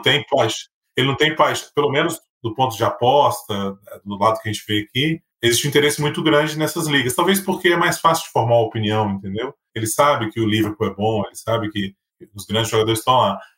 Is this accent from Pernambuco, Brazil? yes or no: no; Minas Gerais, Brazil; eu sou mineiro